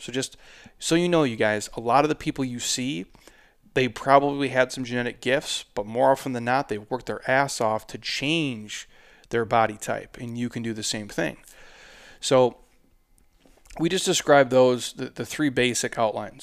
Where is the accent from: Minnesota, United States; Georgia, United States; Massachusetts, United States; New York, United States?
Minnesota, United States; also born or lived in Southwest US; now in Southwest, United States; I'm from Minnesota.